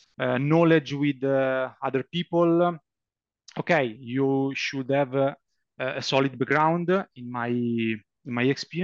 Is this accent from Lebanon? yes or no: no; Lombardy, Italy; English is a second language; I come from Italy. I live in a small town near Milan in the north of Italy.